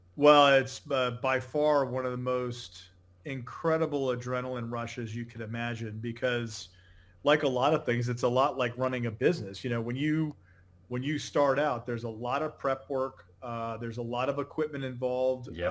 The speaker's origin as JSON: {"language": "English", "region": "Connecticut", "country": "United States", "tie": "born or raised there", "moved": "as an adult", "lives_now": "Naples, Florida, United States", "said": "I grew up in Connecticut"}